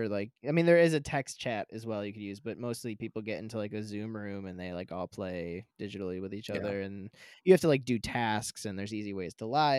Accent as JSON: {"language": "English", "region": "upstate New York", "country": "United States", "moved": "yes", "said": "I am from upstate New York."}